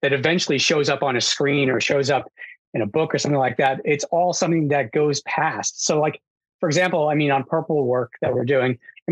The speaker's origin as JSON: {"language": "English", "region": "New York", "country": "United States", "tie": "born or raised there", "said": "I grew up in New York"}